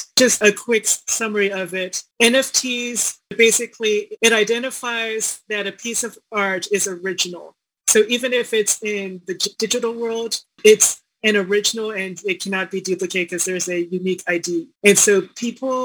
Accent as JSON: {"language": "English", "town": "Washington", "region": "District of Columbia", "country": "United States", "tie": "born or raised there", "also_born_or_lived": "Seongnam, South Korea / Chicago", "moved": "as an adult", "lives_now": "Denver, United States", "said": "I came over to Chicago and then I somehow came over to the DC area to grow up"}